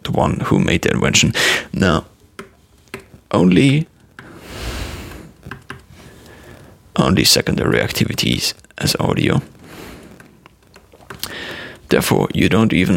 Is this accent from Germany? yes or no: yes; Germany; accent: German; I sometimes use my German accent